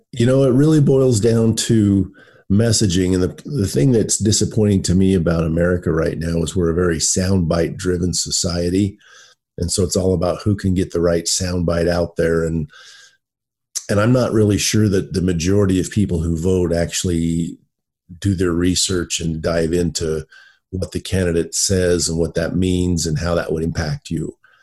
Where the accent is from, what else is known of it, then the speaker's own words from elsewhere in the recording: United States; as an American citizen, as a voter